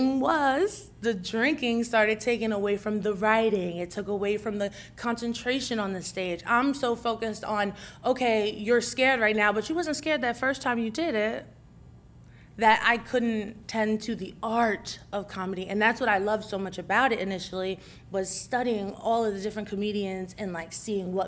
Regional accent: New Jersey, United States; I'm from Jersey, and we live by New Brunswick, which is Rutgers campus.

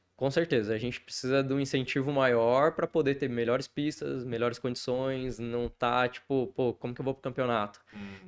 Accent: Apucarana, Paraná, Brazil; also born or lived in Curitiba; now in Maringá, Brazil; Eu nasci em Curitiba, Tá, fui criado ali em Apucarana, depois eu saí pro mundo aí, morei fora também

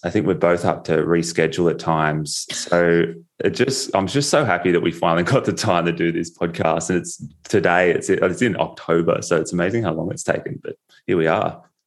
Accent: Australia; accent: Australian; my Australian accent

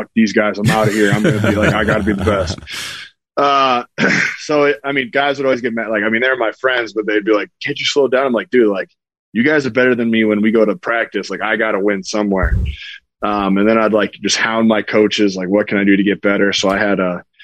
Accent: North Dakota, United States; I'm from North Dakota.

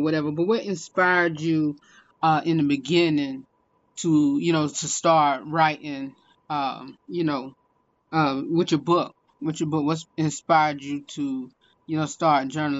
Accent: Salisbury, North Carolina, United States; born or raised there

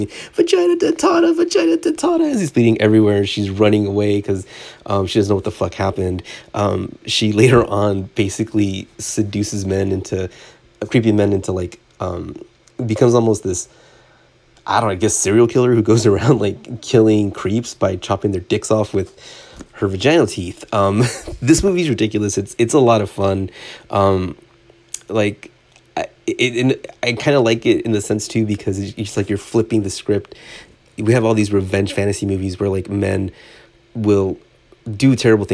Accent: Southern California, United States; growing up in Southern California

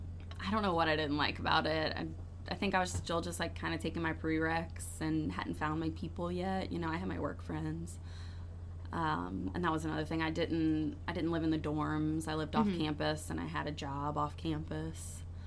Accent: New Orleans, Louisiana, United States; I'm from New Orleans

